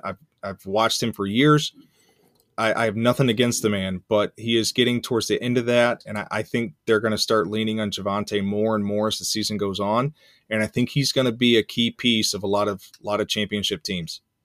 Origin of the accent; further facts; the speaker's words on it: Central Arkansas, United States; I grew up in Central Arkansas